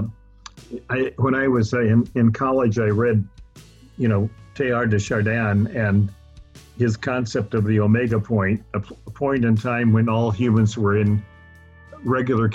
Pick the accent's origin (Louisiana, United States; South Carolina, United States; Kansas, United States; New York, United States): Louisiana, United States; moved away; also born or lived in Italy; I was born and raised in Louisiana